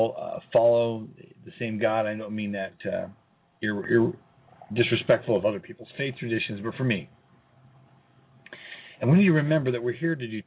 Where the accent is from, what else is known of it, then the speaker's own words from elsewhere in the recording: Colorado Springs, Colorado, United States; here in Colorado Springs in my hometown